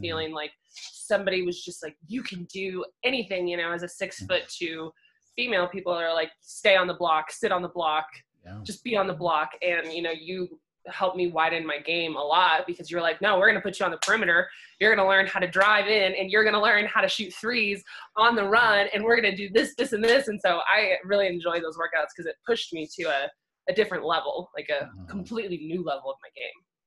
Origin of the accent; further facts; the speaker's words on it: Bend, Oregon, United States; moved away as an adult; also born or lived in Montana; now in Colorado, United States; I grew up in Oregon, grew up in Bend. I lived there on my entire life until I decided to move to Montana